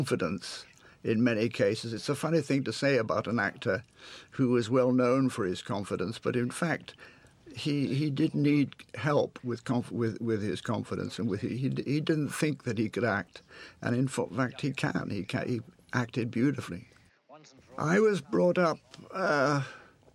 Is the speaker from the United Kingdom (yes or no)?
yes; England, United Kingdom; moved away as an adult; being an Englishman, actually a Scotsman, in America, and having been brought up in England